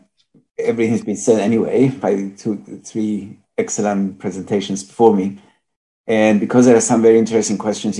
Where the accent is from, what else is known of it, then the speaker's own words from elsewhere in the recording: Cyprus; also born or lived in Greece; now in England, United Kingdom; I am Greek and I feel Greek, but I was born in Cyprus and live in England most of the time